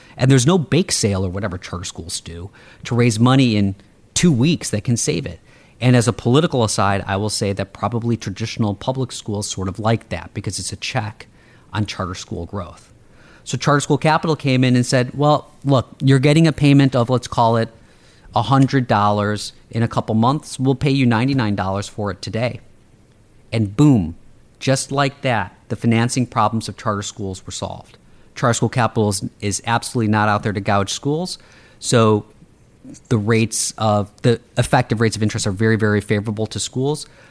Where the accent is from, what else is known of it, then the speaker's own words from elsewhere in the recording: Chicago, Illinois, United States; I grew up on the South Side and the South Suburbs of Chicago